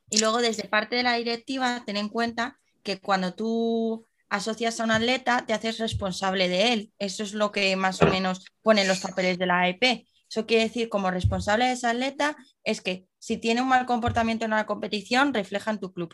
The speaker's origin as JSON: {"language": "Spanish", "town": "Madrid", "region": "Community of Madrid", "country": "Spain", "said": "nosotros que somos de Madrid"}